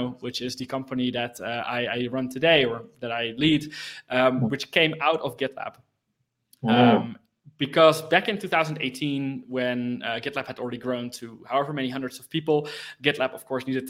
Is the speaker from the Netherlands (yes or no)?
yes; Netherlands; I was born in the Netherlands. I kind of grew up with computers all around me.